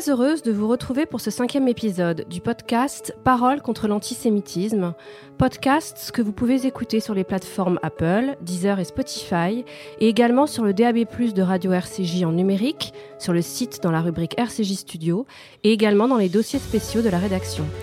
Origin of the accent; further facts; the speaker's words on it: Corsica, France; Parce que je suis corse et que je porte cet héritage et noblesse d'âme et de cœur dont il me faut être à la hauteur.